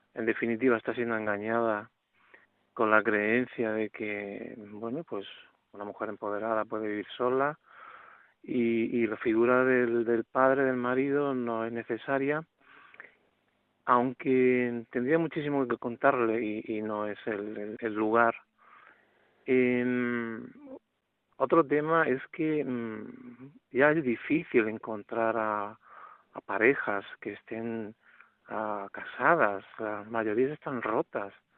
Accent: Málaga, Andalusia, Spain; now in Madrid, Spain; le llamo desde Madrid, aunque soy, soy de Málaga

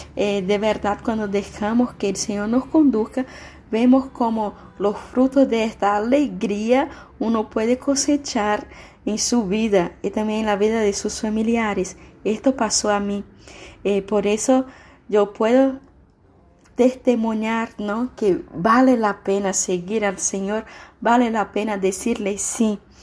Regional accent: Brazil; now in San Antonio, Paraguay; Soy brasileña

